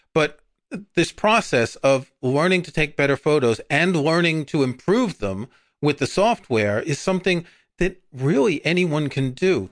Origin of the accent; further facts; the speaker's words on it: New York, United States; moved away; I grew up in New York.